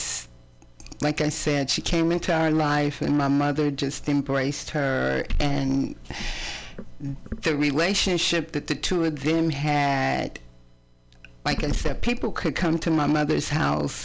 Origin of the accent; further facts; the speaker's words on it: East Palo Alto, California, United States; also born or lived in San Francisco; now in Oakland, United States; We grew up in East Palo Alto